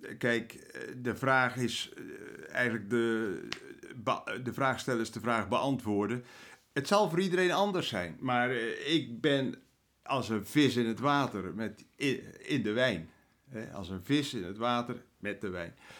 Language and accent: Dutch; Netherlands; wij als Nederlanders